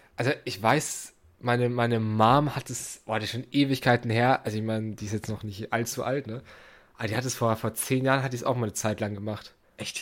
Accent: Germany; wir Deutschen

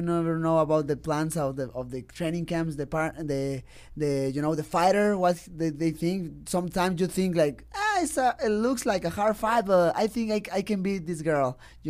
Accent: Mexico; He's strong, but I'm a kid from Mexico, and I have heart, definitely.

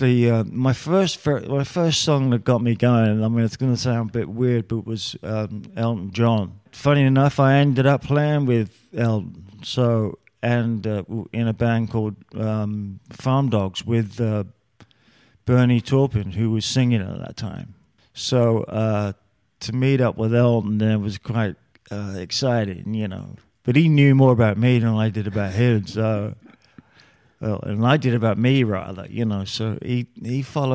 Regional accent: London, United Kingdom; I'm from London, England

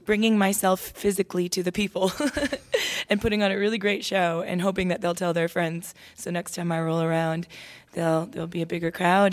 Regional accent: Toronto, Ontario, Canada; moved away as an adult; now in Nashville, United States; I was a daughter of two immigrant parents growing up in Toronto, my mom Irish, my dad Mexican.

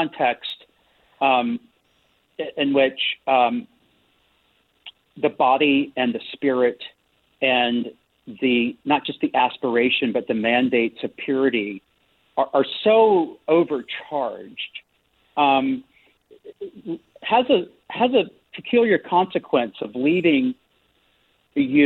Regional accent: the South, United States; growing up in the South

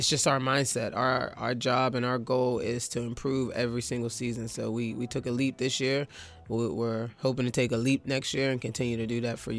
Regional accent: Pittsburgh, Pennsylvania, United States; also born or lived in New York; I'm from New York originally, and I'm used to playing on the crates. You know what I mean? Like, the crates on the phone poles and different things like that. You know what I'm saying? But I was raised in Pittsburgh and in Whittaker

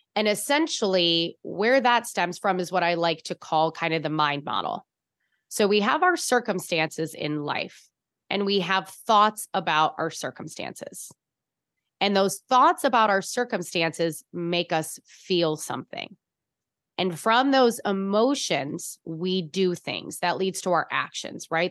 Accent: Chicago, Illinois, United States; accent: Chicago; now in San Francisco, United States; I'm from Chicago. I, it was pavement land.

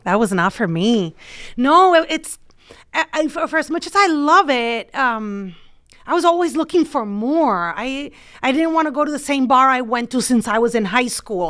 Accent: Puerto Rico; moved away as an adult; now in Chicago, United States; I was in Puerto Rico, and I was gonna get a job there, get married to my high school boyfriend, live next to my parents

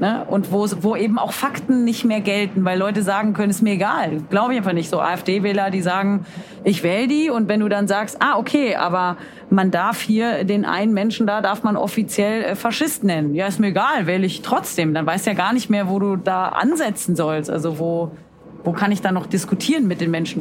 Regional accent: Cologne, North Rhine-Westphalia, Germany; Ich bin Kölnerin, aber ich muss auch nach Köln, weil ich arbeite

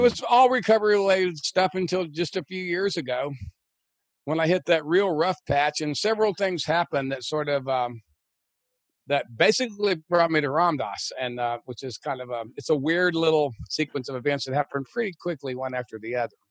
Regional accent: Texas, United States; now in New York, United States; long before I moved to New York, because I grew up in Texas before we had any baseball

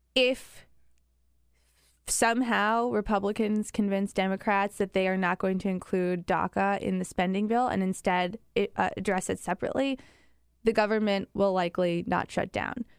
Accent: Chicago, Illinois, United States; moved away; back home in Chicago

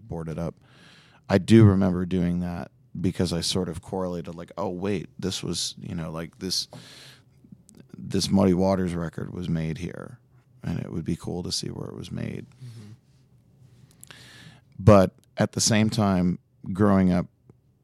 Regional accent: Chicago, Illinois, United States; I was born and raised on North Side and corner of Armitage and Halsted

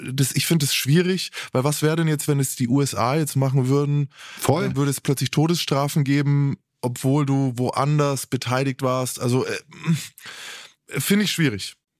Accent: Germany; als Deutscher

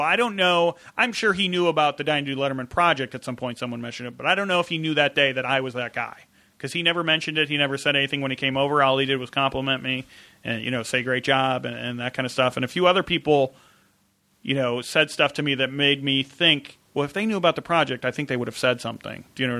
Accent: Midwest, United States; growing up in the Midwest and that kind of thing.

